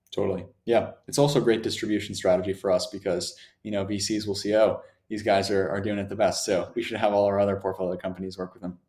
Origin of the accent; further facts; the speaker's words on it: Germany; moved away; I'm originally from Germany